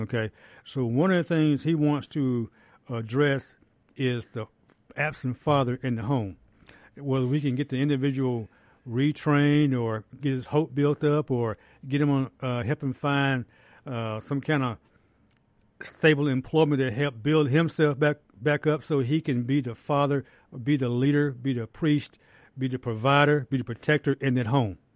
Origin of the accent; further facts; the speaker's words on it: Jackson, Mississippi, United States; I'm born and raised in Jackson, Mississippi. Been here all my life.